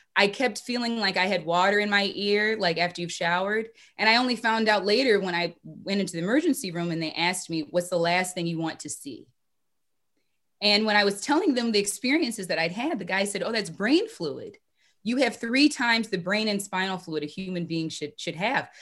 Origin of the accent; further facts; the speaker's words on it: Minneapolis, Minnesota, United States; Growing up in Minneapolis